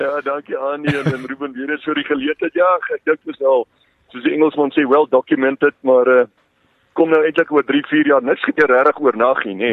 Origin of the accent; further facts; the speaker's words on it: South Africa; as Suid-Afrikaners